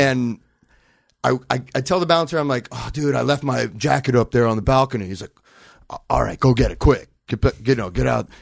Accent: Los Angeles, California, United States; I grew up in Brentwood

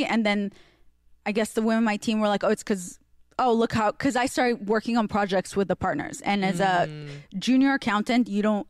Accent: Russia; because I grew up, well, you know, in Russia

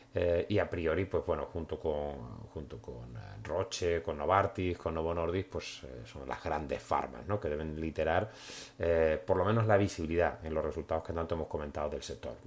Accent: Spain; moved away as an adult; also born or lived in Berlin / Milan; now in Monaco; seguimos siendo aquí, españoles, españoles por el mundo

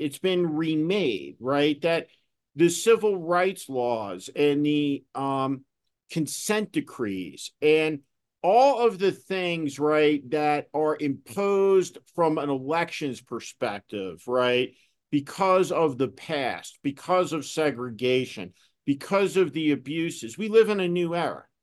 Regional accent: New Jersey, United States; when I was a kid, growing up in New Jersey

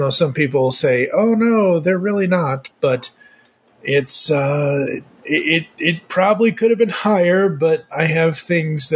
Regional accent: Massachusetts, United States; moved away; I am originally from Massachusetts

